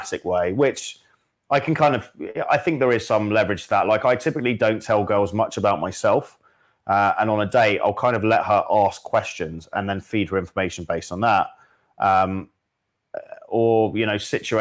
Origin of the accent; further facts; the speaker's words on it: Hong Kong; I was born in Hong Kong